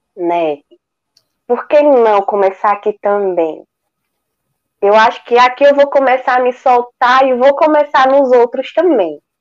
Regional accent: Pesqueira, Pernambuco, Brazil; aqui na minha cidade, né? Eu sou de Pesqueira, Pernambuco.

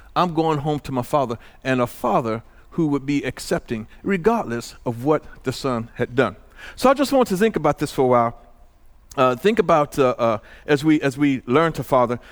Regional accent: Illinois, United States; moved away; also born or lived in Santa Ana; I left home from in Illinois

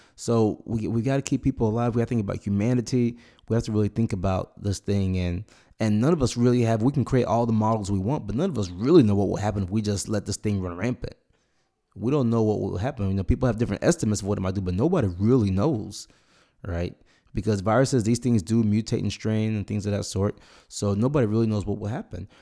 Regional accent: Nigeria; now in United States; I was born in Nigeria.

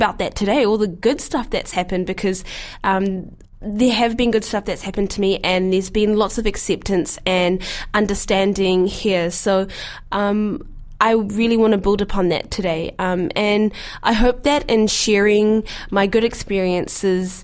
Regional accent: New Zealand; a black Muslim girl growing up in New Zealand

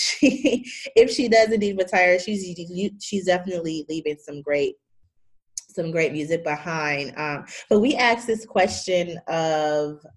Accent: Chicago, Illinois, United States; I'm from Chicago

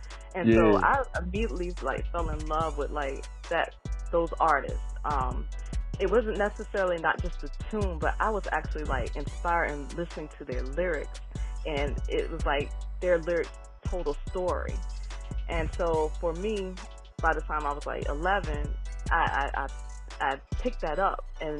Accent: Chesapeake, Virginia, United States; So I'm from originally Chesapeake, Virginia. So I grew up in Chesapeake, Virginia. Yep, 757. I got to shout that out.

